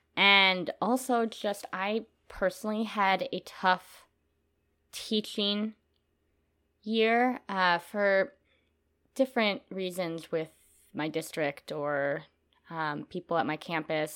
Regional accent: Minnesota, United States; moved away as an adult; now in Texas, United States; I am from Minnesota

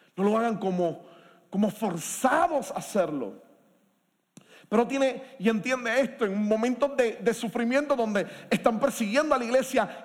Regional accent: Puerto Rico; como puertorriqueños y puertorriqueñas en nuestro país

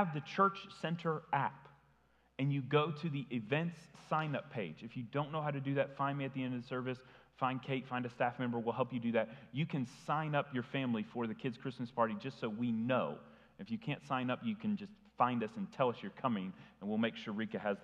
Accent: Tennessee, United States; I grew up in Tennessee, but my family always lived in Indiana

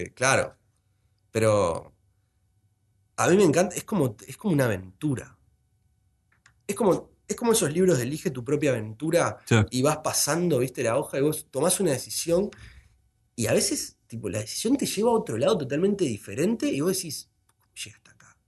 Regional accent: Montevideo, Uruguay; como montevideano

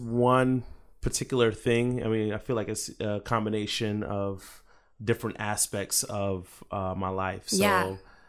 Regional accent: Jacksonville, Florida, United States; also born or lived in Brooklyn; So when I was about 8 years old, my aunt, I moved from Brooklyn to Jacksonville, Florida, where my aunt was living at the time.

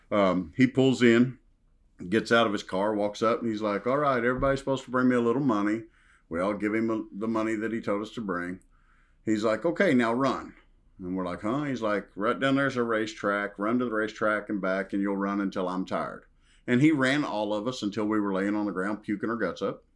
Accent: Western Kentucky, United States; accent: Southern drawl; I grew up in Western Kentucky, small town

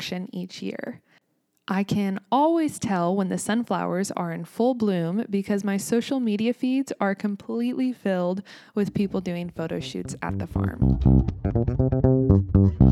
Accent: United States; also born or lived in Kansas

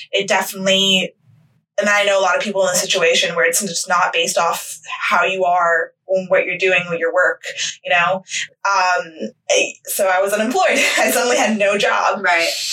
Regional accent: United States; I'm American

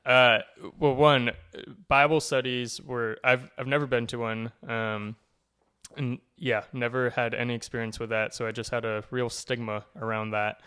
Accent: Cumberland, Rhode Island, United States; moved away as an adult; now in Connecticut, United States; I grew up in Cumberland, Rhode Island, so only about an hour from here.

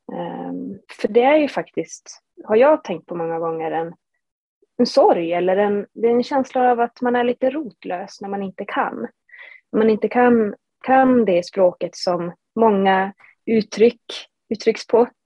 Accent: Matkakoski, Norrbotten County, Sweden; also born or lived in Haparanda; jag som är född och uppvuxen i Matkakoski som ligger då fyra mil norr om Haparanda

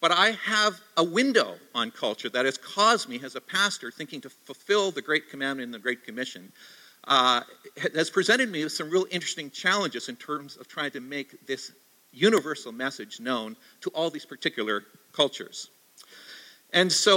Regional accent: Canada; also born or lived in Victoria, British Columbia / Vancouver, British Columbia / Ontario; now in Toronto, Canada; there's about two dozen of us Canadians on this little patch of ground

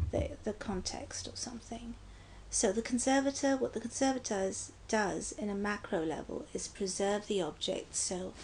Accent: Pakistan; now in United States; I'm Pakistani

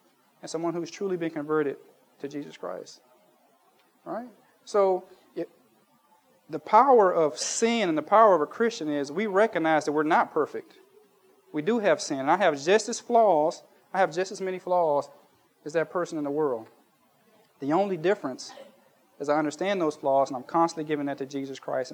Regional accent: United States; moved away; when I was a kid growing up in Baptist church in the United States

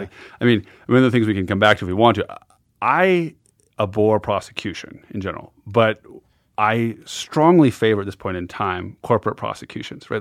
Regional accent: Montana, United States; moved away; as a boy growing up in Montana

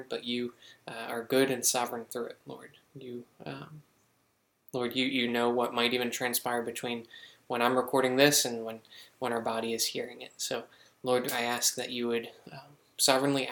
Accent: Pennsylvania, United States; born or raised there; now in South Carolina, United States

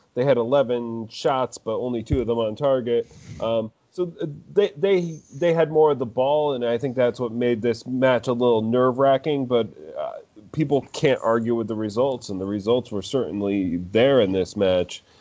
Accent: United States; I grew up in the United States

